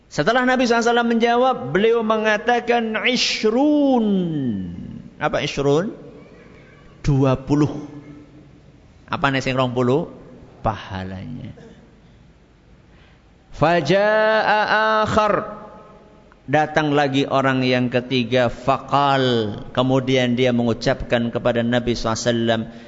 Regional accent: Java, Indonesia; Tapi kalau umumnya orang, apalagi kita orang Jawa

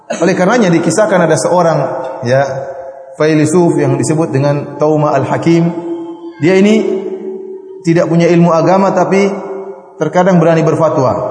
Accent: Indonesia; Istri saya orang Bugis, saya juga orang Bugis ya.

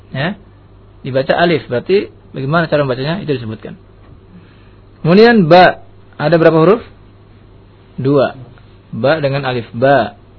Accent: Indonesia; negeri kita Indonesia

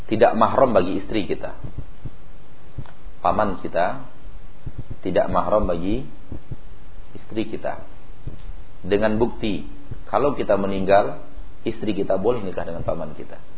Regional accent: West Sumatra, Indonesia; Ganti guling kata orang Jawa, Pak. Kalau kita orang Minang ganti lapia.

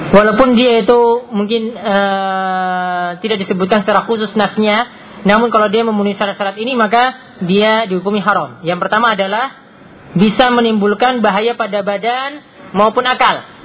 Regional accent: Gunung Kidul, Special Region of Yogyakarta, Indonesia; di daerah saya juga di Gunung Kidul tuh ada warung

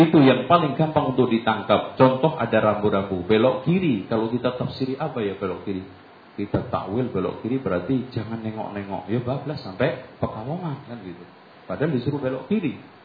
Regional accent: Lamongan, East Java, Indonesia; moved away; saya di kampung saya Lamongan

